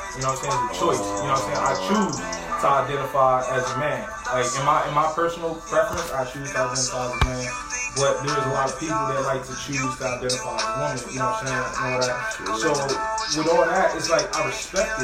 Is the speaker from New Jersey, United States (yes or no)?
yes; New Jersey, United States; also born or lived in Pompano Beach, Florida / Fort Lauderdale, Florida; I'm born and raised in Jersey.